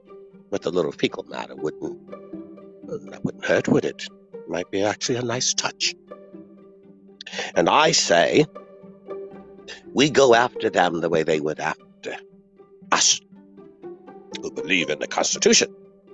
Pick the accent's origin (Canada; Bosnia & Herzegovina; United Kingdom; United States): United Kingdom; Not that I would be opposed to that. After all, I am British.